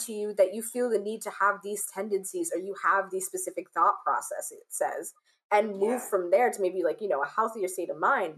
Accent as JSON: {"language": "English", "country": "United States", "tie": "born or raised there", "said": "my experience as an African or a child of African immigrants growing up in the United States"}